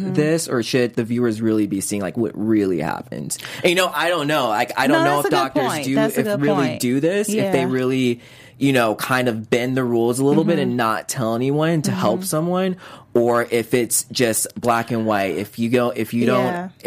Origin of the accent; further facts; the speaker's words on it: Chicago, Illinois, United States; I was born in Chicago